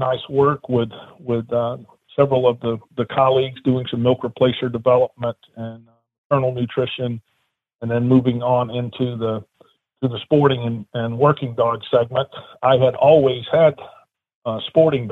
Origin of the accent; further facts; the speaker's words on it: South Alabama, United States; moved away as an adult; now in Ohio, United States; I originally grew up in South Alabama